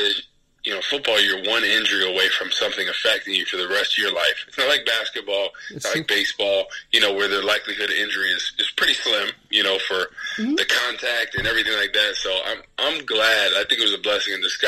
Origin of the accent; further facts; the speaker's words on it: New Jersey, United States; now in St. Louis area, United States; I'm from Jersey